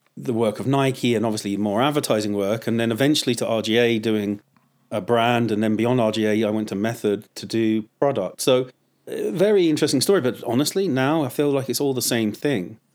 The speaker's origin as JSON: {"language": "English", "country": "United Kingdom", "tie": "born or raised there", "moved": "as an adult", "lives_now": "United States", "said": "I'm a third generation Swiss, uh, uh, Englishman, you know, born in Lon, uh, out, just outside of London."}